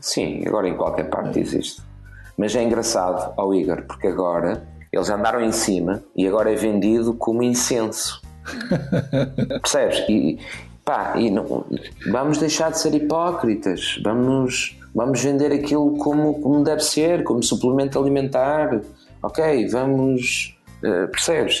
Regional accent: Portugal; como português

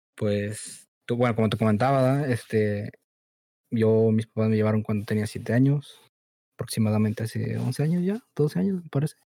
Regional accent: Mexico; now in Chicago, United States; nací aquí, en Estados Unidos, Chicago pero pues me crié en México

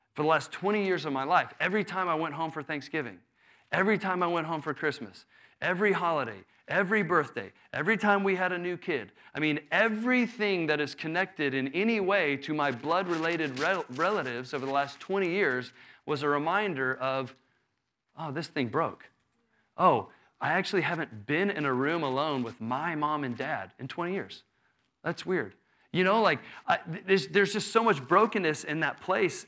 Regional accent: Houston, Texas, United States; I grew up in Houston

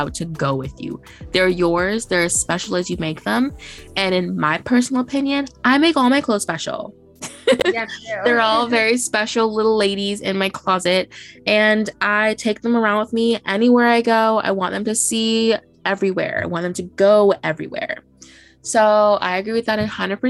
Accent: Boston, Massachusetts, United States; we grew up in Boston or like the greater Boston area

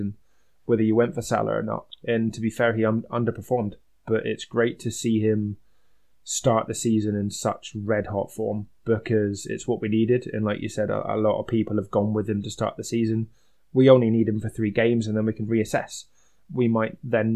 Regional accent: Scotland, United Kingdom; being Scottish

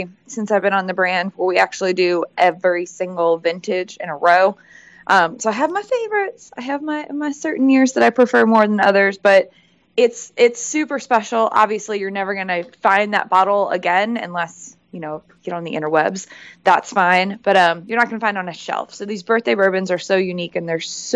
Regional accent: St. Louis, Missouri, United States; moved away as an adult; now in Louisville, United States; I'm originally from St. Louis, Missouri.

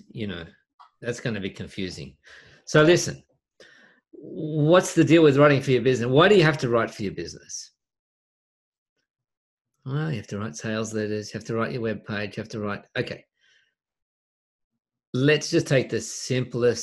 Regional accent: Australia; in Australia, we don't pronounce the T often.

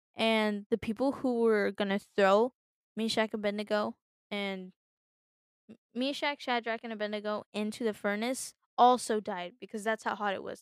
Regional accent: United States; I was born in the United States

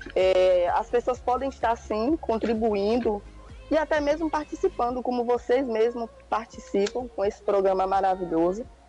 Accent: interior of Bahia, Brazil; moved away as an adult; now in Monte Gordo, Brazil; sou do interior da Bahia. Estou hoje atualmente aqui em, em Monte Gordo, mas vim do interior, lá pela região de Juquié Itabuna

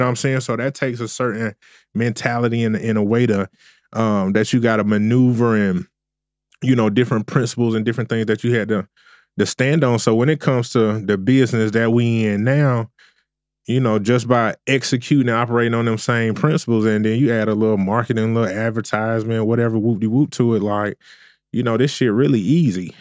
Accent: Augusta, Georgia, United States; I'm originally from Augusta, Georgia.

